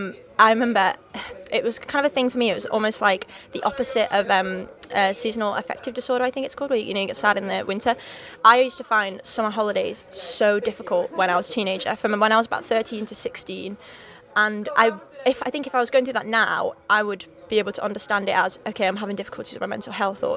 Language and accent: English; Wales, United Kingdom; accent: Liverpool; So I grew up in North Wales. Right on the border. Literally the closest city to me is actually England. So I'm Welsh, but not Welsh. I don't sound Welsh, I sound more Liverpool.